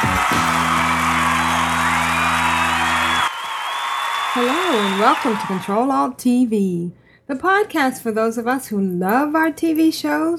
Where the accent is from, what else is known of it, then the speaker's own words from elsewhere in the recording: New York, United States; I'm from New York. And I was raised